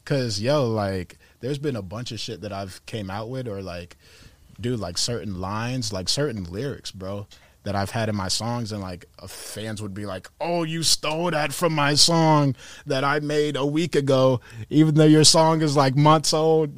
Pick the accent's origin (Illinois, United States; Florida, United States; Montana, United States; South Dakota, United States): Florida, United States; Tampa; I'm from Tampa